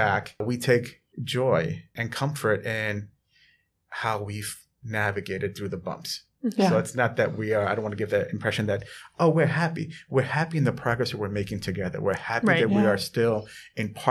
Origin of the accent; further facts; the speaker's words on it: New York City, New York, United States; also born or lived in Edina, Minnesota / Vermont / Geneva, New York; growing up in the South Bronx as a Latino man